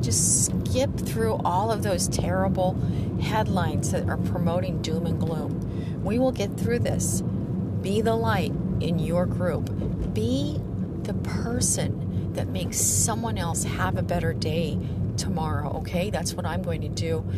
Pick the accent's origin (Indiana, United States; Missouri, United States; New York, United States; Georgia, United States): Missouri, United States; the Ozarks, southern; moved away as an adult; now in San Diego, United States; I grew up on a farm in southern Missouri uh, in the Ozarks